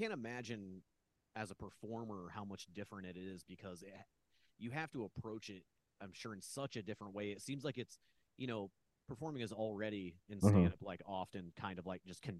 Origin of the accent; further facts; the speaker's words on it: Indiana, United States; moved away as an adult; also born or lived in New York; now in Los Angeles, United States; I'm from Indiana, but I had lived around, like, not in the major, not, I mean, there isn't really a real major city, you know, but like, I didn't live in, like, the more metropolitan areas.